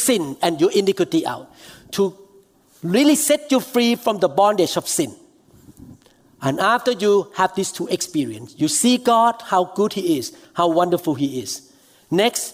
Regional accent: Thailand; moved away; I flew to Thailand because my hometown.

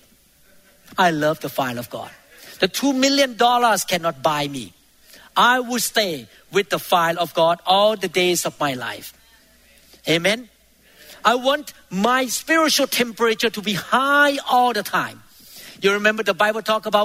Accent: Thailand; moved away; I used to be in Thailand. I grew up in Thailand

